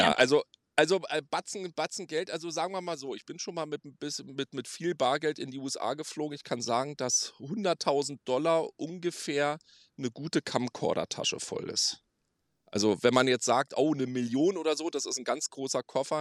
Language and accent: German; Berlin, Germany; moved away as an adult; now in Las Vegas, United States; Ja, ich komme ursprünglich aus Berlin und bin dann 2013 ausgewandert in die verrückteste Stadt der Welt